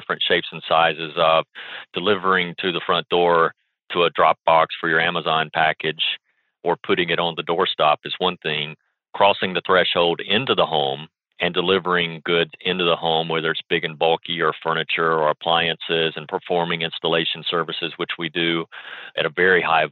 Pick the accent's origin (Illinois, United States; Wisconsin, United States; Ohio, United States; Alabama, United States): Alabama, United States; moved away; also born or lived in Tennessee; I grew up in Alabama and spent my formative years there